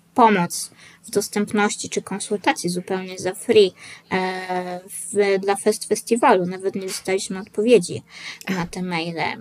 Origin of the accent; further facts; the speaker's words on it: Poland; jestem z Polski